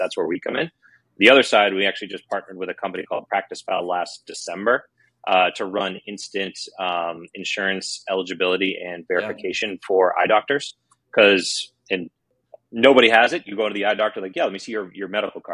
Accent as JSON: {"language": "English", "town": "Boston", "region": "Massachusetts", "country": "United States", "said": "I'm from Boston"}